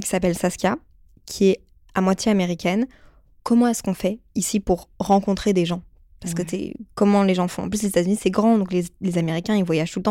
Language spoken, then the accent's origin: French; Brussels, Brussels-Capital Region, Belgium; je viens de Bruxelles de base